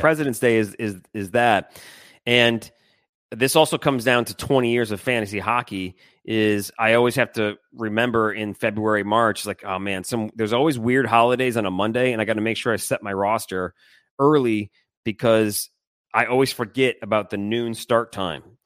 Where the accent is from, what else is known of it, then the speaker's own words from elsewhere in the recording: Michigan, United States; I grew up in Michigan